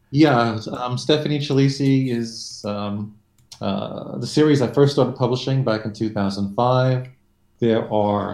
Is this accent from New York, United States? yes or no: yes; New York City, New York, United States; also born or lived in Long Island, New York; I'm a New Yorker. I've been living in New York my entire life, which is quite a while. Born in Brooklyn, now living on Long Island.